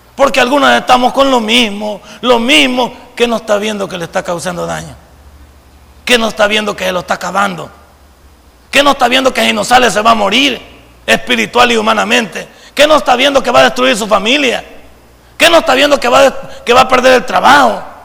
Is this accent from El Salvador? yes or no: yes; El Salvador; esa palabra que tenemos en el folclore salvadoreño